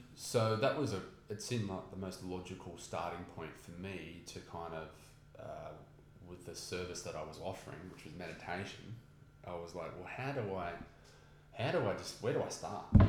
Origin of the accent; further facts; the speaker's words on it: Newcastle, New South Wales, Australia; I grew up in Newcastle